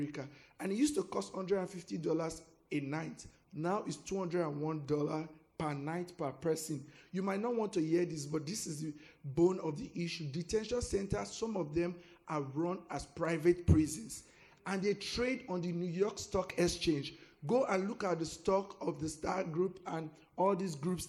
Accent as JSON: {"language": "English", "country": "Nigeria", "moved": "as an adult", "lives_now": "United States", "said": "I'm from Nigeria"}